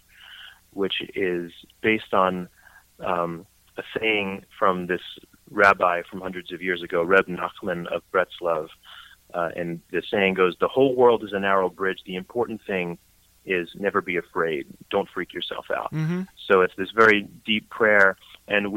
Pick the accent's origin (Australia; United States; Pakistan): United States; Brooklyn, New York; moved away as an adult; now in North Jersey, United States; as a kid growing up in Brooklyn, you could picture a little Jewish kid with curly wavy hair from Brooklyn with glasses.